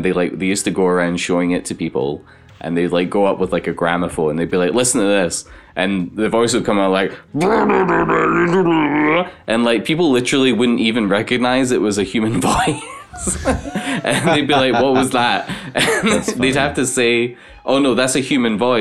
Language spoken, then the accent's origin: English; Glasgow, Scotland, United Kingdom; I'm from Glasgow